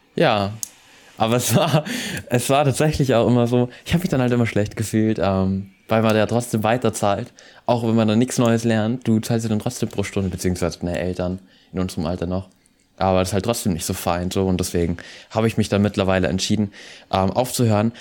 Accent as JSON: {"language": "German", "country": "Austria", "said": "bei uns in Österreich"}